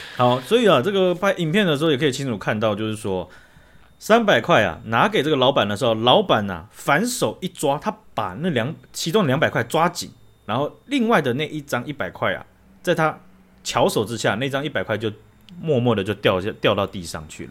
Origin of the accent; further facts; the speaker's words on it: Taiwan; 我台湾人